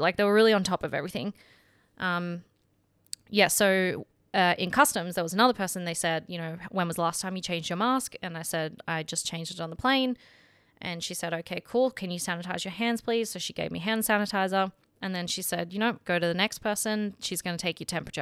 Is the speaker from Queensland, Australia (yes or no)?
no; Sydney, New South Wales, Australia; moved away as an adult; I'm from Sydney. That's where my friends and family are.